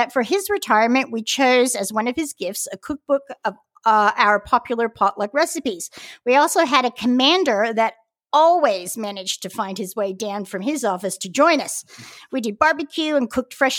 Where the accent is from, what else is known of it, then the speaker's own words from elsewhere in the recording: Stockton, California, United States; now in Melbourne, Australia; I'm from Stockton